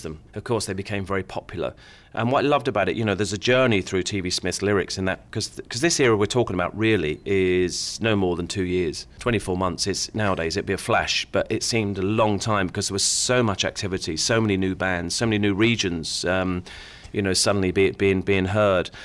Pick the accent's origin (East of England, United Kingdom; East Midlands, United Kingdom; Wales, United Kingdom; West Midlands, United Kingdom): East of England, United Kingdom; Luton; I grew up in Luton